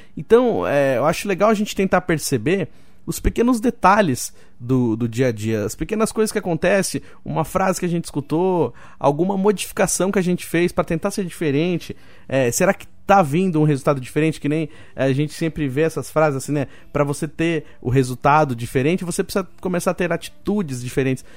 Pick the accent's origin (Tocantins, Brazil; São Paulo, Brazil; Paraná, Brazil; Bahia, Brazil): São Paulo, Brazil; Roseira; moved away; Eu fui criado em Roseira